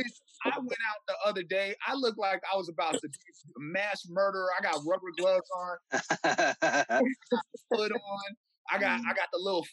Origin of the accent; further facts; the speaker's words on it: Blackfeet, Northern Plains, Montana, United States; I come from the Blackfeet people, those tall, brilliant, and modest, and suspiciously good-looking people from the Northern Plains, directly south of what is now known as the Canadian border